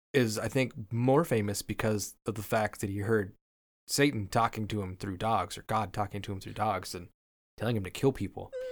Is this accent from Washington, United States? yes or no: yes; Washington, United States; I'm from Washington State